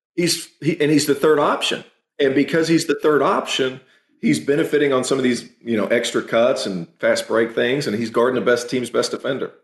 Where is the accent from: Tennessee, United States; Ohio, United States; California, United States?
Tennessee, United States; I'm from Tennessee